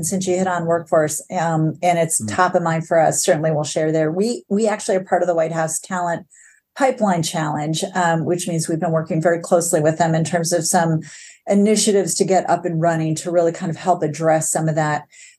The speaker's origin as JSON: {"language": "English", "region": "New York", "country": "United States", "tie": "born there", "also_born_or_lived": "Michigan", "said": "born in New York under IBM umbrella, and then, you know, moved to Michigan"}